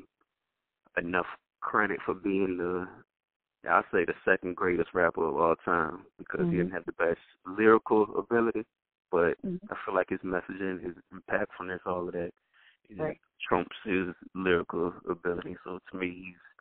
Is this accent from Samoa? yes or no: no; Petersburg, Virginia, United States; I'm from Petersburg, Virginia